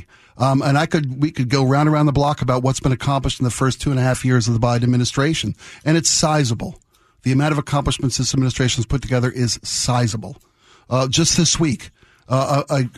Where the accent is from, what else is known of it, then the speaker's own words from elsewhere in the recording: Baltimore, Maryland, United States; now in Shoreline, United States; my hometown